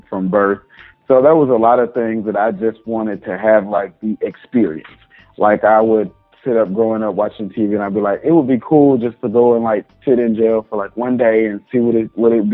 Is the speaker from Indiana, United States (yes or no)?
no; Arkansas, United States; moved away; also born or lived in Atlanta; I was raised in Arkansas, born and raised in Arkansas